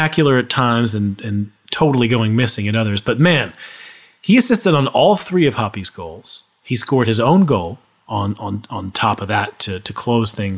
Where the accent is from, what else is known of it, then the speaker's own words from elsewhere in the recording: United States; as an American